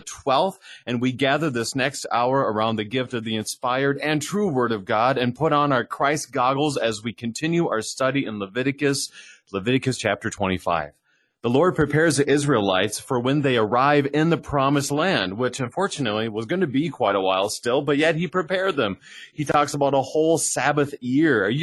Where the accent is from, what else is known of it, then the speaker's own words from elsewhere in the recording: Minnesota, United States; accent: Minnesotan; also born or lived in East Coast; I am truly Minnesotan. No matter what I've done, the only thing I've ever changed in my lingo is I grew up saying pop, but now I say soda